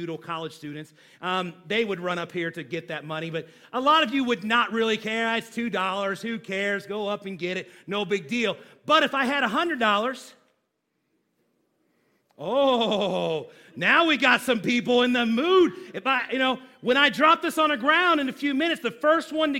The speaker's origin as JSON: {"language": "English", "country": "United States", "said": "as American"}